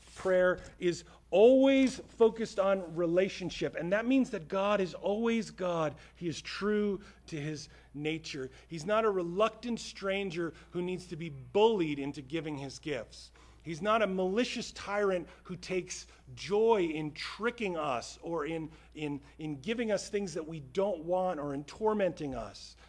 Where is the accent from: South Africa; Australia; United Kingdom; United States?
United States; American Christians